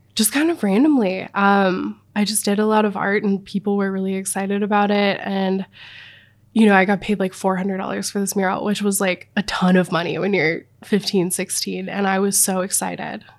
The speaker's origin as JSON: {"language": "English", "town": "Missoula", "region": "Montana", "country": "United States", "tie": "born or raised there", "moved": "yes", "lives_now": "Jackson Hole, Wyoming, United States", "said": "I grew up in Missoula, Montana."}